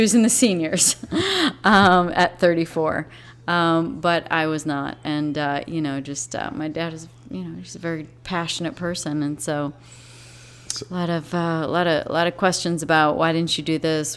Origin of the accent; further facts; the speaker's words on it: South Beloit, Illinois, United States; also born or lived in England; I was born in Beloit, Wisconsin, but we grew up in South Beloit, Illinois